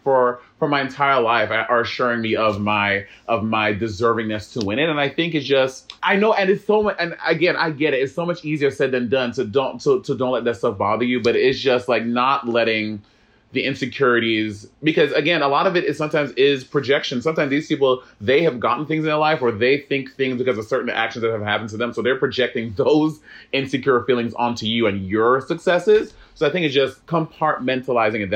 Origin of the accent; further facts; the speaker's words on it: New York City, New York, United States; growing up in New York City